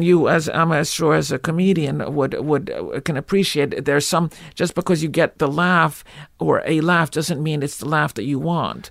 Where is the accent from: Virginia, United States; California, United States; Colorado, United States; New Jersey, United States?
New Jersey, United States; Livingston; accent: Jewish; also born or lived in Newark; I was born in Newark, but I, I grew up in, in, in, uh, lily white Livingston